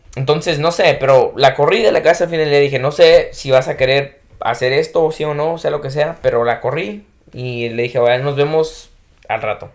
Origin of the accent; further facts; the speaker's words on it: Jalisco, Mexico; soy de Jalisco